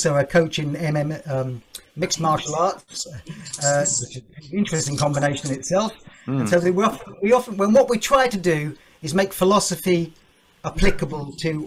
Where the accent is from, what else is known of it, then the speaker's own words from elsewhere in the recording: United Kingdom; as a Brit